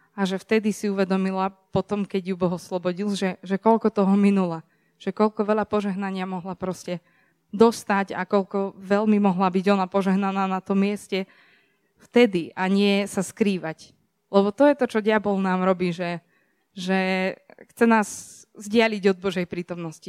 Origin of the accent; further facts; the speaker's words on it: Serbia; som zo Srbska